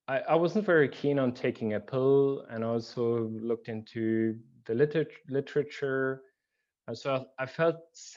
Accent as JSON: {"language": "English", "country": "Germany", "tie": "born or raised there", "said": "I grew up in Germany, in a very central place of Germany"}